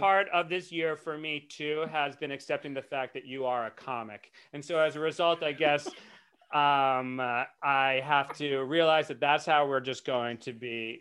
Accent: Rhode Island, United States; my home state, Rhode Island

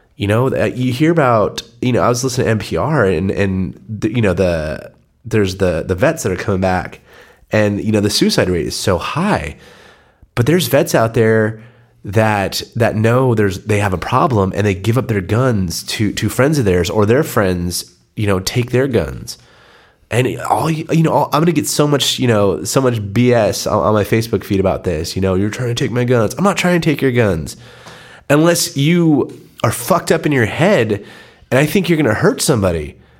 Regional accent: San Diego, California, United States; born and raised in San Diego, proud to be a San Diegan

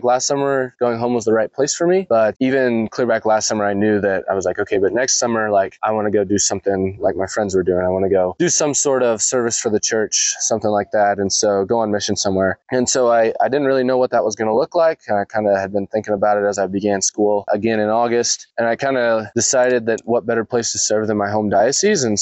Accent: Clyde, Kansas, United States; I grew up in Clyde, Kansas, parishioner at St. John the Baptist there in Clyde.

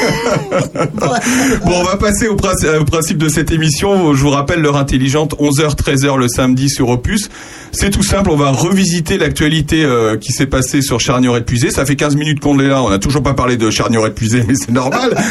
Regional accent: Jonzac, Nouvelle-Aquitaine, France; je suis né à Jonzac, en Charente-Maritime

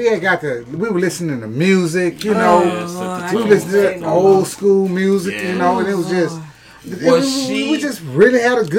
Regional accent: Houston, Texas, United States; I'm from Houston.

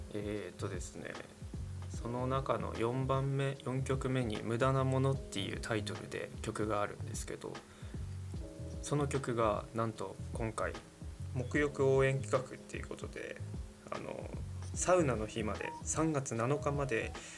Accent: Yamagata, Japan; 僕たちの地元にも温泉めちゃくちゃ山形にもあるんですけど

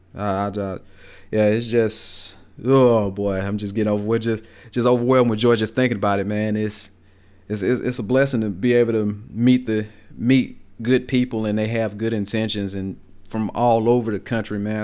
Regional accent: Greensboro, Alabama, United States; accent: Southern, country; I was raised down here in Greensboro

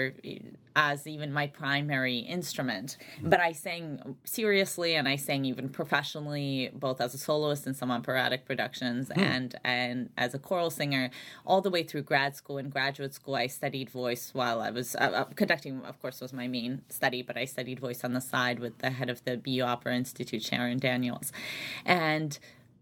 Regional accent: Saint Petersburg, Russia; moved away; also born or lived in Albany, New York, United States; grew up largely in St. Petersburg, Russia, and then my family immigrated to the United States, so upstate New York, the Albany area

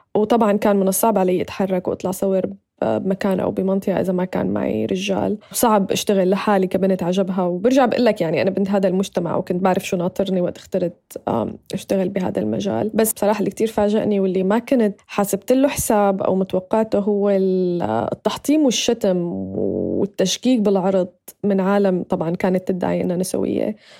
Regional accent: Syria; moved away as an adult; also born or lived in Turkey / United States; كسوريين بنعرف

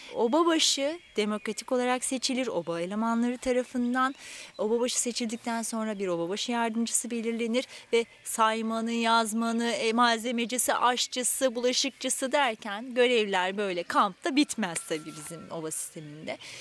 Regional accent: Aydın, Turkey; moved away as an adult; now in Kocaeli, Turkey; Aydınlıyım. Aydın'da başladım. Hemşirelik lisesinde okuduğum için

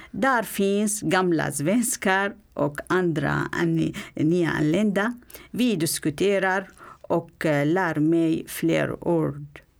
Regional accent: Syria; Swedish is a second language; moved away as an adult; also born or lived in Aleppo; now in Stockholm, Sweden; Jag kom från Syrien för tre och ett halvt år sedan.

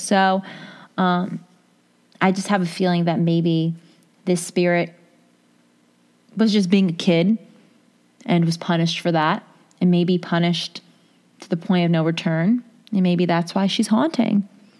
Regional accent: New Delhi, Delhi, India; English is a second language; I'm from New Delhi, India, where their random long power outages are very common in summers.

